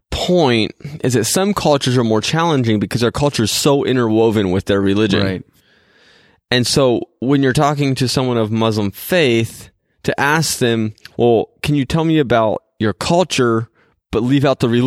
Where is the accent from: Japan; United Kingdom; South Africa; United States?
Japan; most of you know that I am, you know, a missionary kid, and so I grew up in Japan.